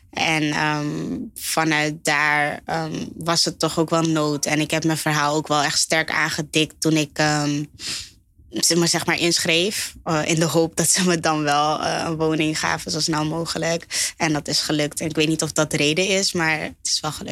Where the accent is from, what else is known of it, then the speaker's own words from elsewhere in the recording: Groeneveen, North Holland, Netherlands; Ik ben opgegroeid in Groeneveen. Dat is gewoon Gansenhoef, dus dat is hier dichtbij.